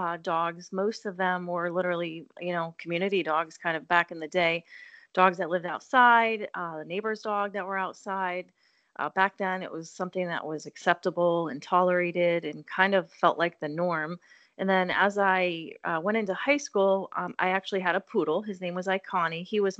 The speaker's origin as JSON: {"language": "English", "region": "Ohio", "country": "United States", "tie": "born or raised there", "moved": "as an adult", "said": "I'm originally from Ohio. I grew up in a small town near Cedar Point."}